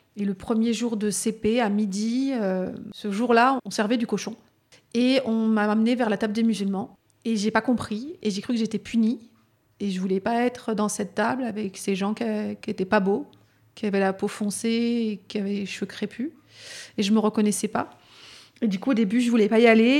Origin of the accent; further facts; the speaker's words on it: Vaulx-en-Velin, Auvergne-Rhône-Alpes, France; j'ai grandi à Vaux-en-Velin